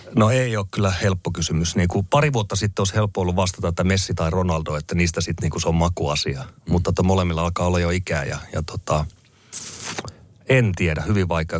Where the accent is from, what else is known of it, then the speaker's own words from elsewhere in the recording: Finland; moved away; also born or lived in England; mä muutettiin takaisin Suomeen